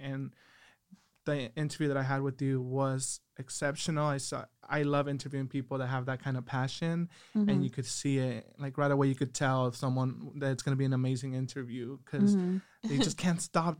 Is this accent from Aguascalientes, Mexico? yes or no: yes; Aguascalientes, Mexico; also born or lived in Orange County, California, United States; I was born in Orange County, California. When I was about 1 month old, I moved to Aguascalientes, Mexico with my mom.